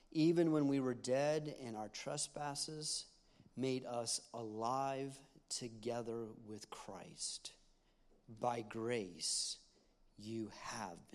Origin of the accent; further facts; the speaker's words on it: Knoxville, Tennessee, United States; moved away as an adult; now in Montgomery, United States; we're from Knoxville, Tennessee